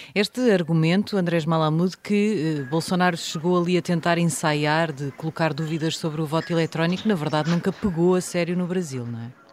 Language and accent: Portuguese; Portugal; como portuguesa de Portugal